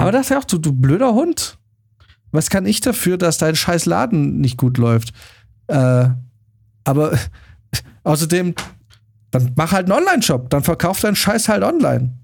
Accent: Germany; als äh, Deutscher

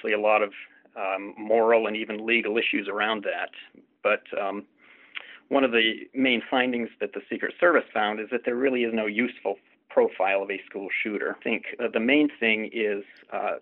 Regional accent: Jefferson County, Colorado, United States; I grew up in Jefferson County, Colorado, which is, as probably many people recognize, where Columbine took place.

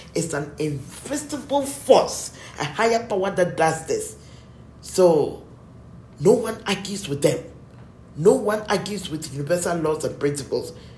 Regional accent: Ghana; we are Ghanaians.

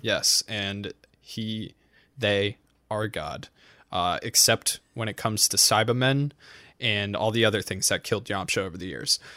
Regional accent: New England, United States; I'm from New England

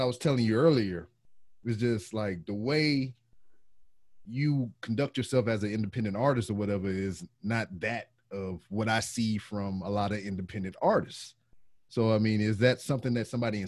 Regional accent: Louisiana, United States; moved away as an adult; now in Houston, United States; I'm not natively from here as well. I'm from Louisiana.

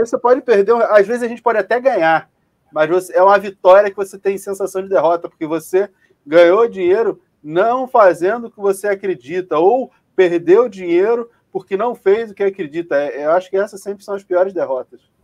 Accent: Rio de Janeiro, Brazil; Eu sou carioca

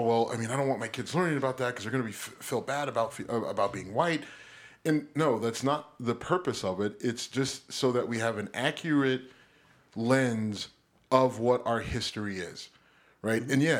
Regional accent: United States; I'm a patriot through and through. I'm an American. I love this country. I don't want to go anywhere else. I don't want to go back to Africa. You know why? Because I've never been to Africa.

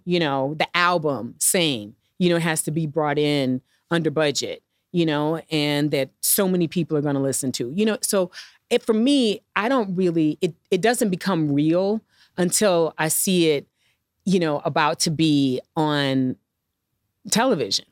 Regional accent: St. Louis, Missouri, United States; moved away as an adult; growing up in Saint Louis

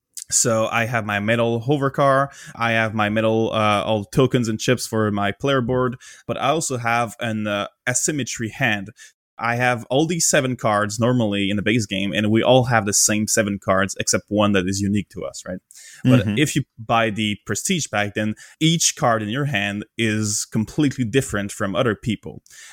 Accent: Canada; I'm from Canada.

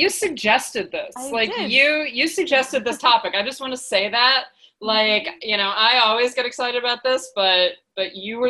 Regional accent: New York, United States; moved away; also born or lived in Scotland; I come from rainy climates. I grew up in New York. I lived in Scotland

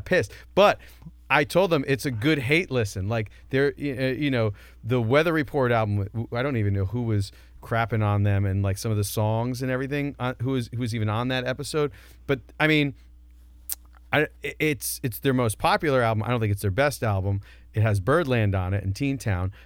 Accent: Northern New Jersey, United States; I live and I grew up in Northern Jersey

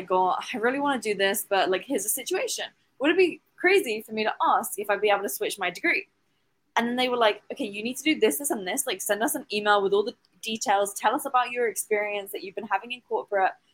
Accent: England, United Kingdom; now in Dubai, United Arab Emirates; I'm originally from England in the UK, and I now live in Dubai.

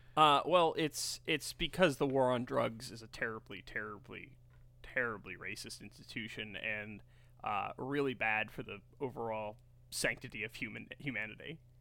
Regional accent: New York, United States; I'm a New Yorker.

